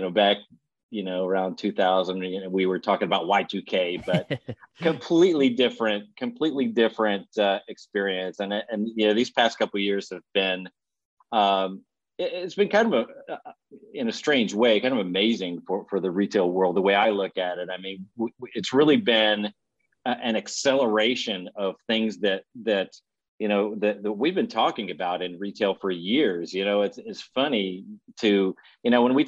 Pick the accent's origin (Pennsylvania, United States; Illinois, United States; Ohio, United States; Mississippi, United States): Pennsylvania, United States; Williamsport; now in Texas, United States; I grew up in Williamsport, Pennsylvania